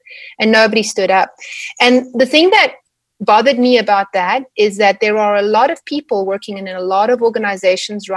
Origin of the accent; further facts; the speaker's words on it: South Africa; moved away as an adult; also born or lived in Edmonton, Canada; now in Calgary, Canada; growing up in South Africa